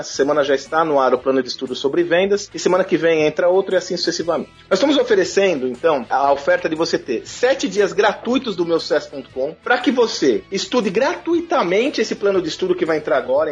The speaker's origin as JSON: {"language": "Portuguese", "town": "Santos", "region": "São Paulo", "country": "Brazil", "said": "Eu sou de Santos, minha família é de Santos"}